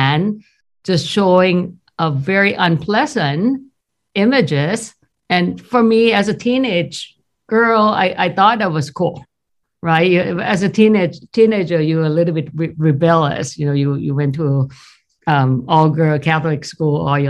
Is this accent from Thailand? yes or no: yes; Thailand; English is a second language; moved away as an adult; now in United States; I grew up in Thailand